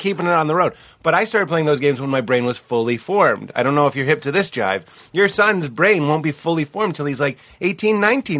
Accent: Venezuela; I'm from Venezuela.

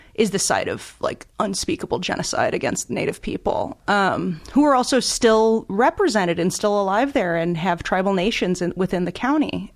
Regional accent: Chicago, Illinois, United States; moved away as an adult; also born or lived in New York; now in Los Angeles, United States; I grew up in Chicago, and then I lived in New York and L

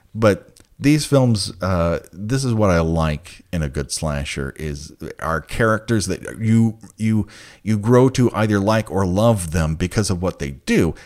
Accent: Glendale, United States; I grew up in Glendale.

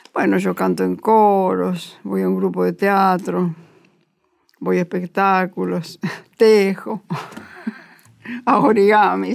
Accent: Bolívar, Buenos Aires Province, Argentina; mi familia es una familia católica de Ciudad Chica. Yo nací en Bolívar

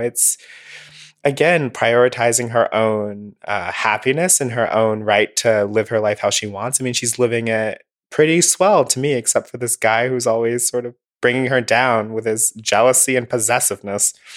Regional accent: Alabama, United States; I'm from Alabama

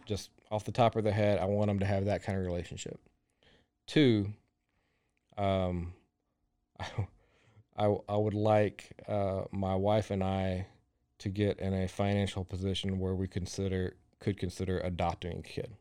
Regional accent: Groesbeck, Texas, United States; moved away as an adult; now in Waco, United States; I grew up in Groesbeck, which is forty miles east of Waco.

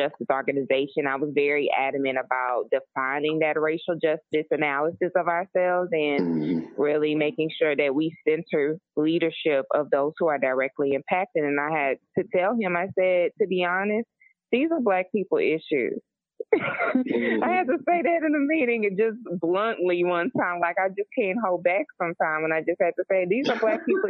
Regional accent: Lake Charles, Louisiana, United States; I'm from Lake Charles, Louisiana. Bloodline started in Southwest Louisiana, and I've had ancestors who were slaves on this land. You know, I'm homegrown.

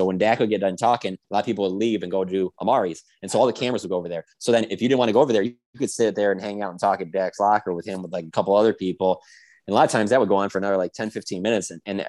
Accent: Michigan, United States; You know, I mean, I grew up around the Lions.

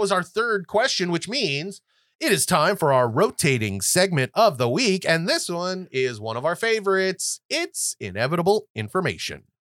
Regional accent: California, United States; I'm from California

